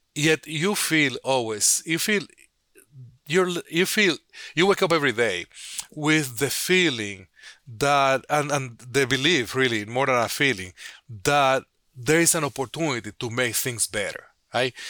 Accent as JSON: {"language": "English", "country": "Dominican Republic", "tie": "born or raised there", "also_born_or_lived": "Santo Domingo, Dominican Republic / Chicago, United States / New Orleans, United States", "moved": "as an adult", "lives_now": "United States", "said": "I grew up in Dominican Republic"}